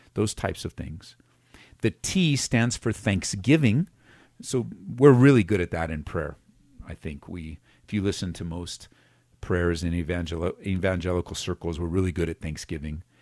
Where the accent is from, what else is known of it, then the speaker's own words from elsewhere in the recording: West Coast, United States; now in Colorado, United States; that's where I was born and raised on the West Coast, so it's still a little bit of that in me. Um, but we're here from Colorado